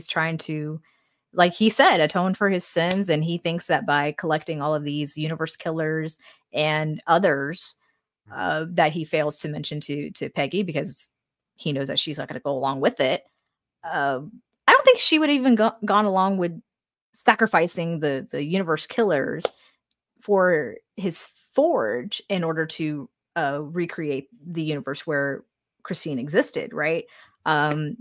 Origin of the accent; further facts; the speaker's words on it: the South, United States; we're from the South, so we may say it differently from people from other parts of the United States